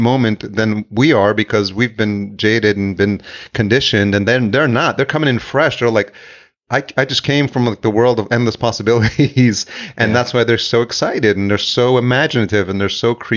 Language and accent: English; New York City, New York, United States; also born or lived in El Salvador; I'm Salvadorian, so I was born in El Salvador, but raised in New York